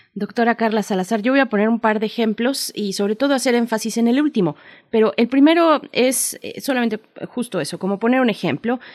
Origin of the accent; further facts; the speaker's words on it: Mexico; venimos como sociedad mexicana